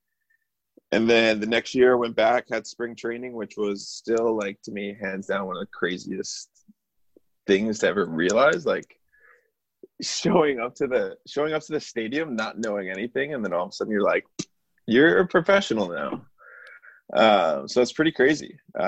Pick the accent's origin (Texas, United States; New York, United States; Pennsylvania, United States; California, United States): New York, United States; being a New Yorker